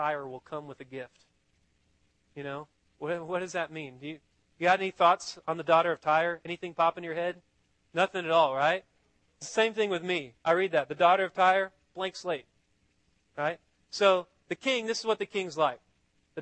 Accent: Austin, Texas, United States; I'm from Austin

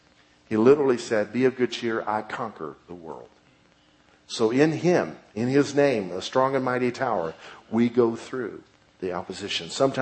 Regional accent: United States; I'm an American, and I'm not used to persecution.

